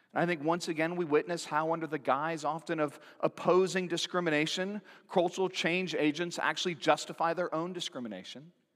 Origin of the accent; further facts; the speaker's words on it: Santa Cruz, California, United States; growing up in Santa Cruz, California.